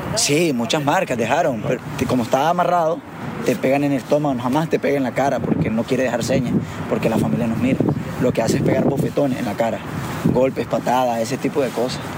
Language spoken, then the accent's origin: Spanish; Nicaragua; moved away as an adult; Yo soy nicaragüense y eso nadie, nadie me lo va a quitar